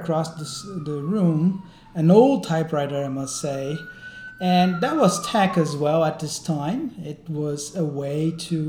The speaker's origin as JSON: {"language": "English", "country": "Brazil", "moved": "yes", "said": "I'm also Brazilian"}